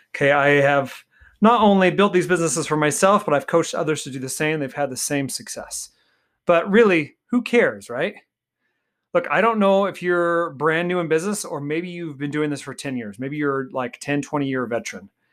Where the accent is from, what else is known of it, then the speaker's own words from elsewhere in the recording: Golden Valley, Arizona, United States; I grew up in Golden Valley, Arizona